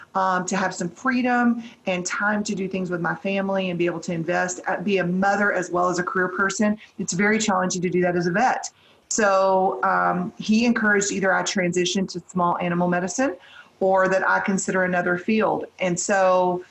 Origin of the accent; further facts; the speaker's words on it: Brock, Texas, United States; also born or lived in Amarillo, Texas; I grew up in a small town called Brock, Texas. It's just west of Weatherford. And I was pretty much there my whole childhood before I went to college